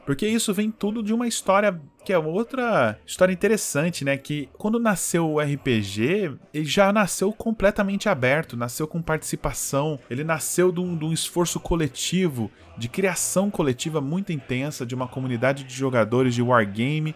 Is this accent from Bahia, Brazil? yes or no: no; São José dos Campos, São Paulo, Brazil; Eu sou do interior, né? Eu sou de São José dos Campos